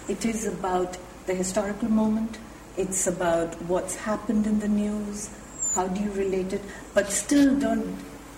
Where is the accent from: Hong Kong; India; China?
India; now in England; as an Indian